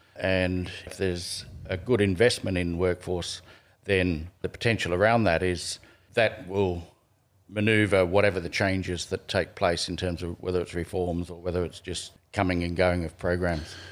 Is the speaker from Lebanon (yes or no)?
no; Canberra, Australian Capital Territory, Australia; also born or lived in Gunnedah, New South Wales; we grew up in Canberra